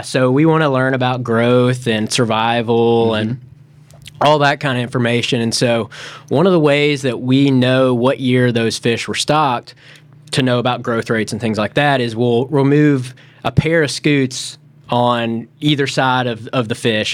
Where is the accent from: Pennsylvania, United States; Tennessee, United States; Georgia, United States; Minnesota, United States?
Tennessee, United States; Memphis; moved away as an adult; also born or lived in Florida; I grew up in Memphis, Tennessee.